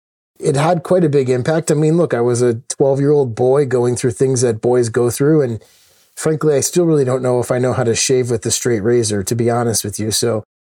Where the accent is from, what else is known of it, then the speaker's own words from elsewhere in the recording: Connecticut, United States; also born or lived in Minneapolis / Chicago; We moved to Chicago. My brother was born. We then moved around a bunch. You know, my dad had some challenges holding down jobs. So we moved a lot as I was a kid. And then finally ended up in Connecticut, where I grew up for the majority